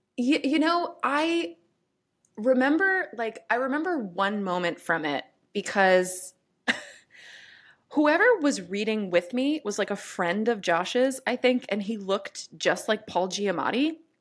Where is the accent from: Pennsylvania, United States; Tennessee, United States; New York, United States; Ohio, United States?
New York, United States; New York City; I'm a New Yorker